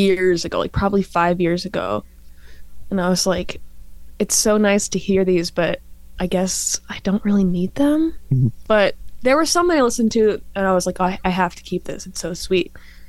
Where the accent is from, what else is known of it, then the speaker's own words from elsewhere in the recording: North Carolina, United States; moved away as an adult; now in Michigan, United States; I'm from North Carolina.